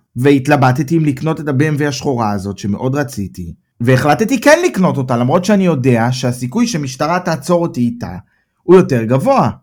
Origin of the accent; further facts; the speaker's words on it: Israel; moved away as an adult; now in Germany; אני מישראל